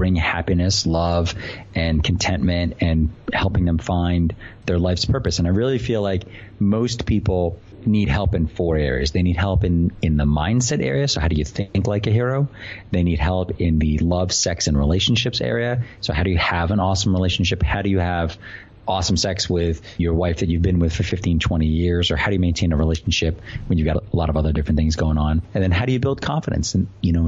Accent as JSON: {"language": "English", "town": "Boston", "region": "Massachusetts", "country": "United States", "tie": "born or raised there", "said": "I'm from Boston"}